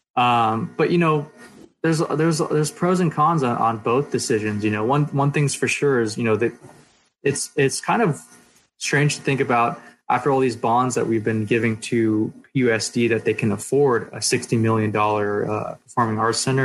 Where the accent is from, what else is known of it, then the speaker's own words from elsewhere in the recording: Poway, California, United States; we grew up in Poway